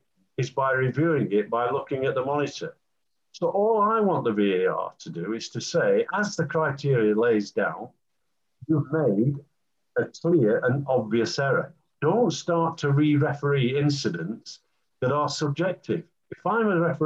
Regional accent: England, United Kingdom; I'm an Englishman

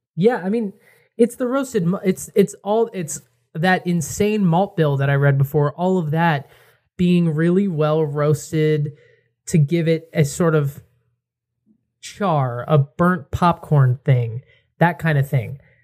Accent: Connecticut, United States; I'm from Connecticut. I'm right near New Haven

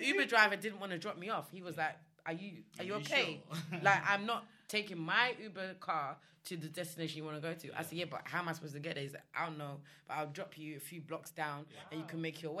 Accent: Nigeria; Even though I'm Nigerian, I still felt at home.

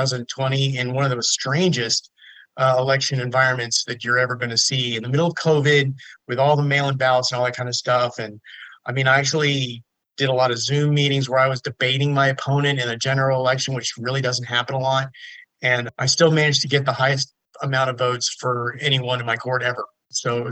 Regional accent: Sugar Land, Texas, United States; I grew up in Sugar Land

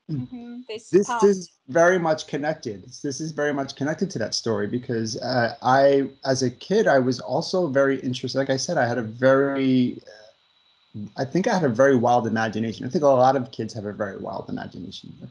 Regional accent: Long Island, New York, United States; um, I grew up in New York, on Long Island, New York. I'm the fourth child out of 12 in my family.

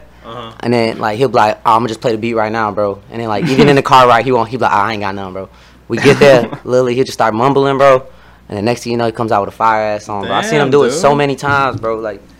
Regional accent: Chicago Heights, Illinois, United States; we're from Chicago Heights

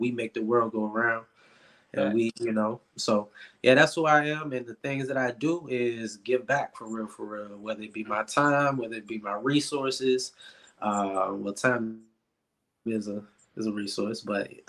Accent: Richmond, Virginia, United States; from Richmond, Virginia. Born and raised, Richmond Public Schools

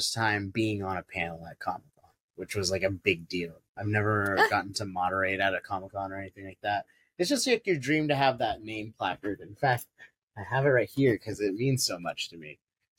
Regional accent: United States; I am biased because I am Filipino American

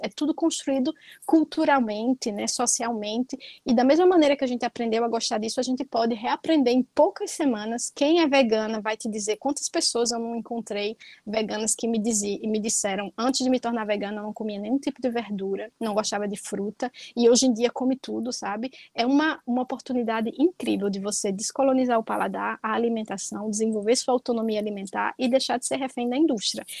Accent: Northeast Region, Brazil; also born or lived in Palestine; Eu sou nordestina

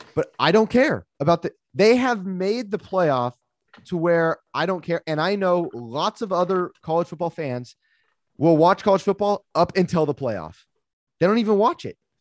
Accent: United States

